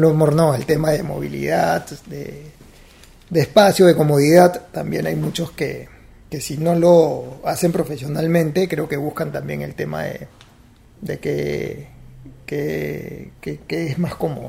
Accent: Huanchaco, La Libertad, Peru; also born or lived in Cajabamba; mis papás siguieron su recorrido, llegaron a Trujillo, bajaron a Huanchaco, les encantó el sitio y decidieron quedarse ahí

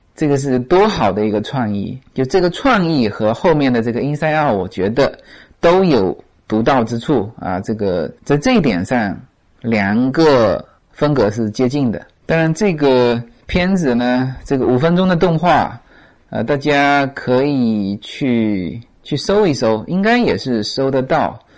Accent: China; now in United States; 我们中国人发音都很内敛

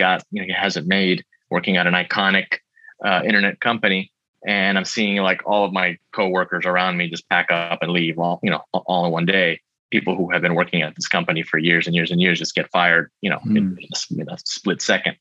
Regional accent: Miami, Florida, United States; I was born in Miami, Florida

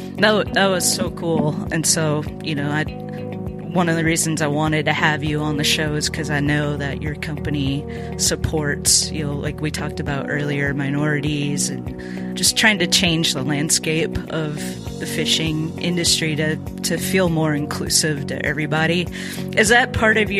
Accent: Minnesota, United States; I grew up in Minnesota

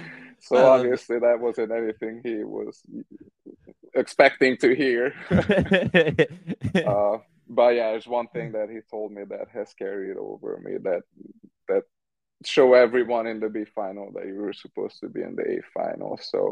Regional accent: Hungary; moved away as an adult; now in United States; created an atmosphere that was very different from what I was used to from Hungary.

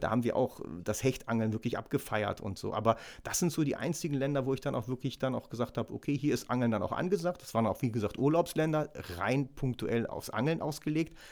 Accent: Ruhr area, North Rhine-Westphalia, Germany; bei uns im Ruhrgebiet am Kanal

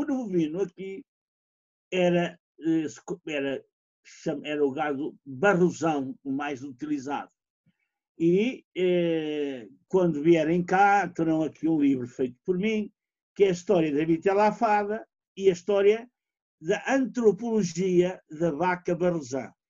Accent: Fafe, Braga, Portugal; sou de Faf

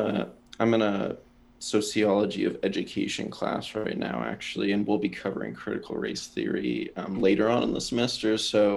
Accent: Japan; born there; I was born in Japan, lived all over. This country isn't really my home

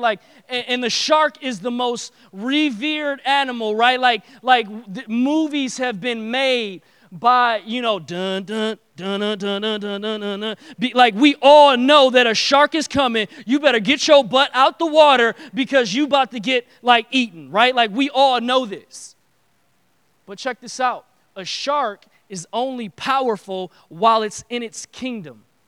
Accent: Detroit, Michigan, United States; I grew up in Detroit

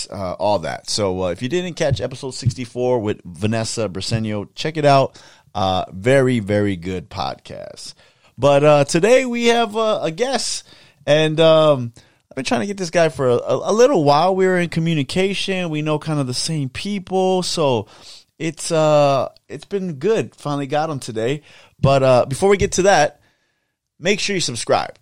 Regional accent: Los Angeles, California, United States; I grew up in Southeast LA, Bell, mm-hmm. Cudahy

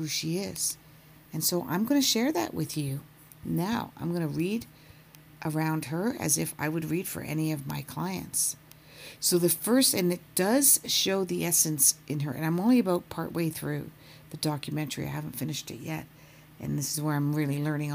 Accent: Canada; now in Toronto, Canada; I am a Canadian based out of Toronto

